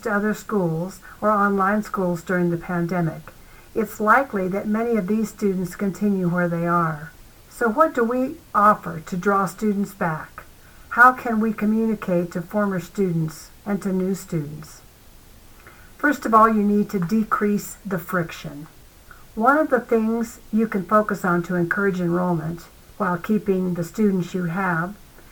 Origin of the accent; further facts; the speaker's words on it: Arizona, United States; my home state of Arizona